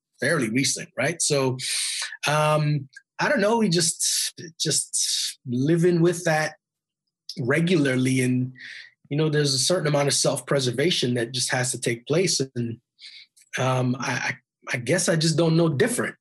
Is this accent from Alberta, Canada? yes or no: yes; Edmonton, Alberta, Canada; I grew up in Edmonton, Alberta, which is north of Montana in Canada, right?